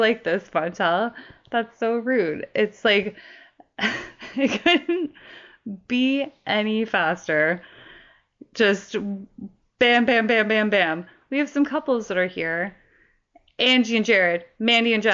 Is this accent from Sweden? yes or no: no; Canada; as a Canadian